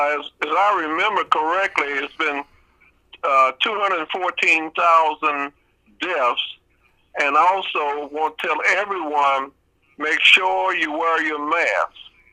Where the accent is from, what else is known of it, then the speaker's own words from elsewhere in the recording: Missouri, United States; I'm from the Show Me State.